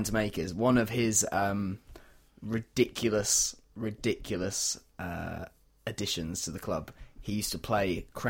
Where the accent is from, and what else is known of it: York, Yorkshire and the Humber, United Kingdom; born or raised there